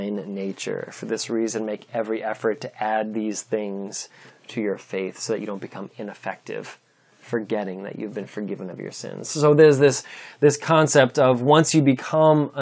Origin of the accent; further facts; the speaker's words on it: United States; as American Christians